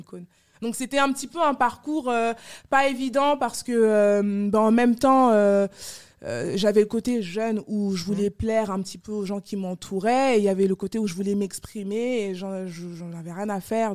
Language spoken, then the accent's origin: French; France; also born or lived in Yaoundé, Cameroon; je suis née au Cameroun, à Yaoundé. Euh, je suis arrivée en France à l'âge de 8 mois